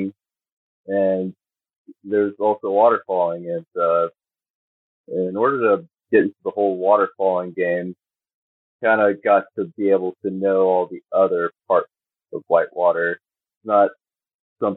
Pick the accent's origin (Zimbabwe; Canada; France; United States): United States; East Coast; also born or lived in West Virginia; I was born in West Virginia and grew up in generally the East Coast